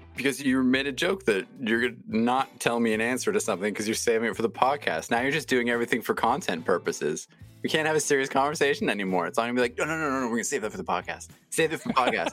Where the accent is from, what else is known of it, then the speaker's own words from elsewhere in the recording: Toronto, Ontario, Canada; I grew up in Toronto